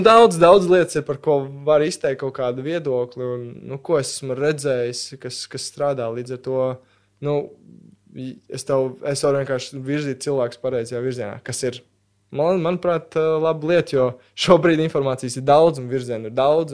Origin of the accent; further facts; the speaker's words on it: Latvia; mums ir paveicies piedzimt Latvijā